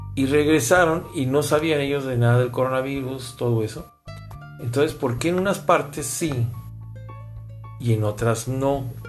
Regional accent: Mexico; somos los mexicanos

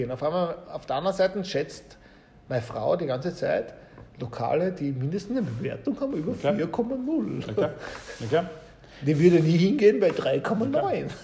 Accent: Austria; Also wir kommen ja aus Österreich beide und das Thema Tourismus von dem lebt ja ein großer Industriezweig in Österreich

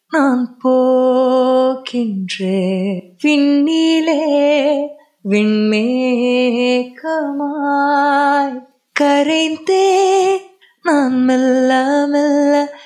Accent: Thamarassery, Kerala, India; എൻ്റെ വീട് കാലിക്കറ്റ് താമരശ്ശേരിയാണ്

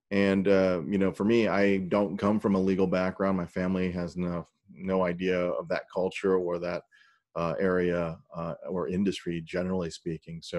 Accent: St. Louis, Missouri, United States; also born or lived in South Korea; I was born in South Korea, where my African American Army dad met my Korean mom during the Vietnam War. I grew up in working class St. Louis, North County, St. Louis, next door to Ferguson

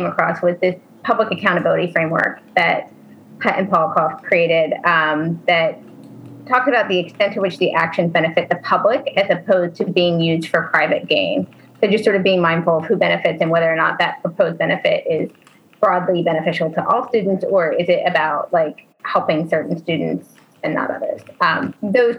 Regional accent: New Jersey, United States; now in Maryland, United States; I grew up in New Jersey

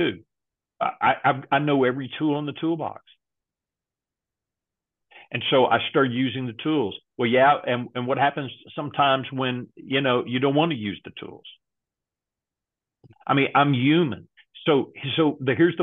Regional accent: Texas, United States; I grew up in Texas

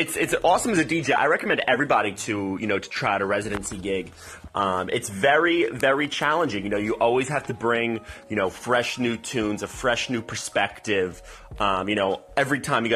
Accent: Cranford, New Jersey, United States; my hometown

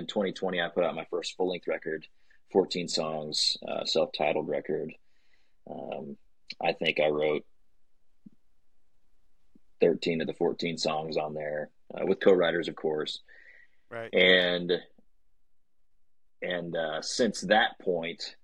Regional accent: Weatherford, Texas, United States; also born or lived in College Station, Texas; I grew up in Weatherford, Texas, just right outside of Fort Worth

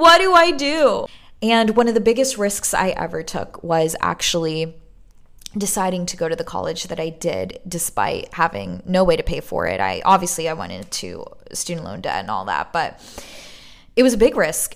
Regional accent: New York City, New York, United States; moved away as an adult; now in Los Angeles, United States; growing up in Brooklyn, broke as fuck

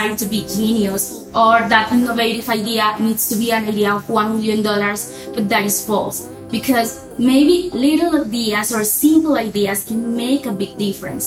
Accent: La Guajira, Colombia; I was from La Guajira

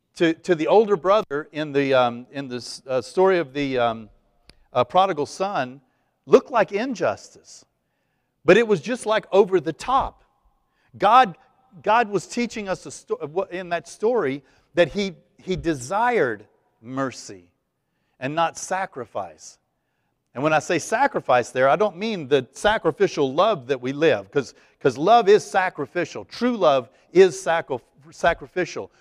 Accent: East Texas, United States; I was raised Catholic in East Texas

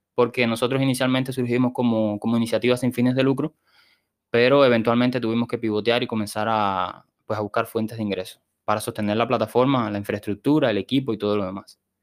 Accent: Sancti Spíritus, Cuba; also born or lived in Havana, Cuba; vine para mi ciudad natal, Santi Espíritu

